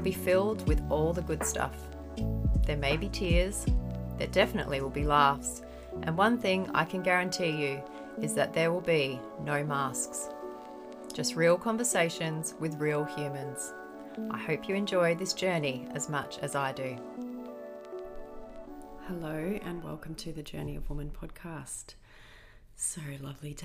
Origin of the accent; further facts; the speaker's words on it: Australia; Aussies, we're pretty much the same